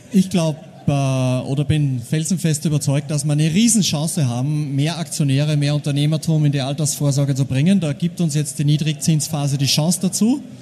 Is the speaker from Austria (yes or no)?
yes; Austria; now in Germany; Ich bin als Österreicher jetzt zwölf Jahre in Deutschland.